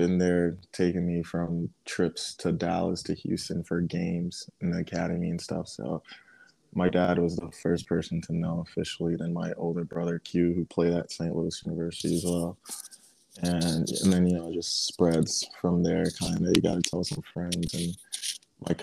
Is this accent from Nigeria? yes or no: yes; Nigeria; now in United States; I'm still Nigerian at heart